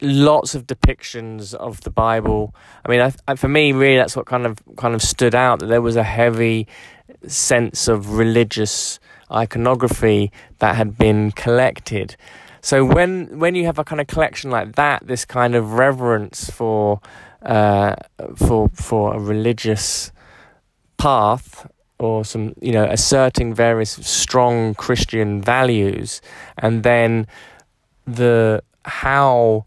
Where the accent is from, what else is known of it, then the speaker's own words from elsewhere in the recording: London, United Kingdom; as a Londoner, as someone who's been brought up in England